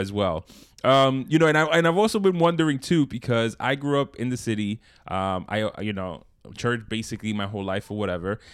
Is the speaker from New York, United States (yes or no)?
yes; New York, United States; in Brooklyn.